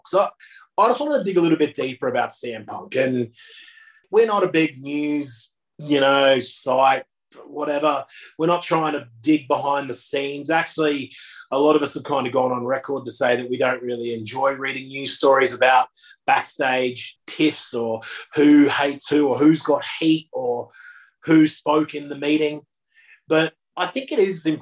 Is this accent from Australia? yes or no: yes; Australia; I'm Australian myself